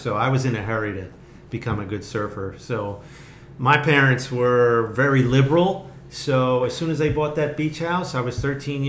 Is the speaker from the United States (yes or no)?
yes; New Jersey, United States; I'm from New Jersey